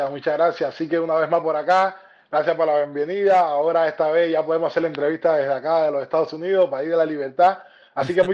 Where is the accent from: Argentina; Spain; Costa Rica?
Argentina; Buenos Aires; now in Miami, United States; Pero vengo de Argentina, una ciudad muy bonita, lo que es Buenos Aires, así que muy, muy curtida en persona.